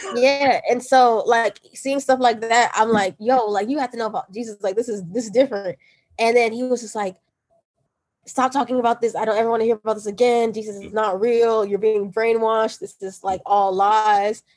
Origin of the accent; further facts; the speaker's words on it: Nigeria; I'm Nigerian